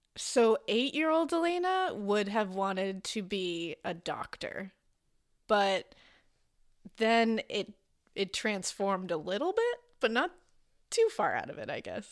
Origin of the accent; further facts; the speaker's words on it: Boston, Massachusetts, United States; I was born in Boston, Massachusetts